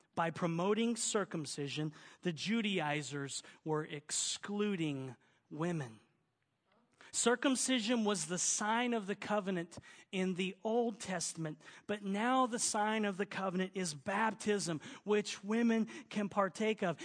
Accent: Oklahoma, United States; accent: southern; now in California, United States; my southern accent, y'all. I'm an Okie

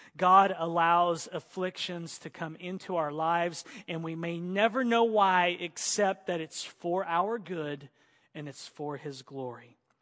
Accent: Oklahoma, United States; I grew up in Oklahoma in the country and we use switches

